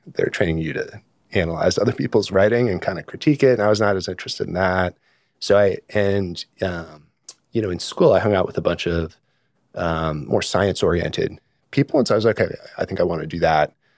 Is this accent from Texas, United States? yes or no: no; Sonoma County, California, United States; also born or lived in North Carolina; I grew up mostly in California, in Sonoma County